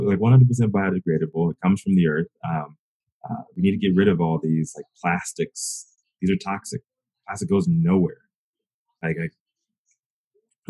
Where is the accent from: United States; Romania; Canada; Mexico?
United States; the South; I'm from the South